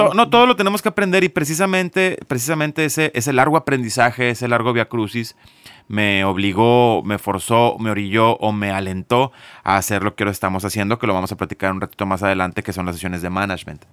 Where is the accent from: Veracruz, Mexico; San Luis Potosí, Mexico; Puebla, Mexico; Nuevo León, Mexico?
Nuevo León, Mexico; Monterrey; tengo 44 años, soy de Monterrey, Nuevo León